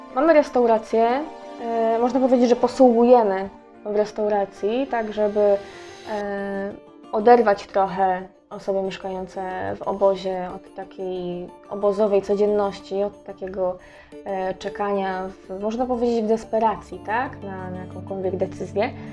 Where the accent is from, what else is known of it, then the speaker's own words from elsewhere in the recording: Poland; jestem z Polski